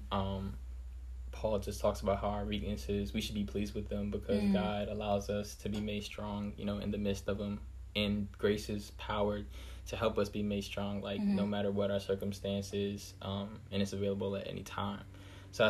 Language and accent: English; Clinton, Maryland, United States; also born or lived in Hampton, Virginia; I'm from Clinton, Maryland.